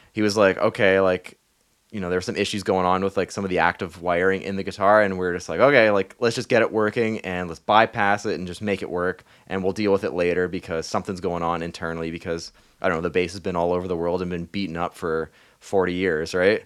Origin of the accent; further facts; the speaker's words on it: Thunder Bay, Ontario, Canada; moved away; I was in my hometown, uh, Thunder Bay